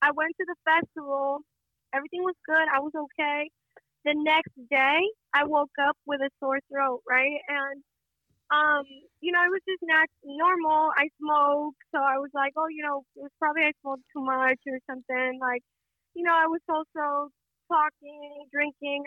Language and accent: English; Las Vegas, Nevada, United States; also born or lived in Fortuna, California / Mexico; I was born in California, Fortuna, California, which is 14 hours away from Las Vegas, up north.